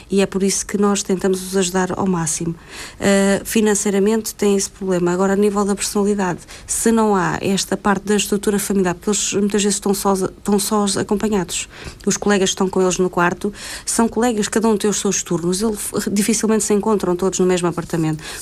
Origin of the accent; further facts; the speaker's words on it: Norte, Portugal; eu sou do Norte e não estou lá, tenho que vir para o Sul ou para o Centro.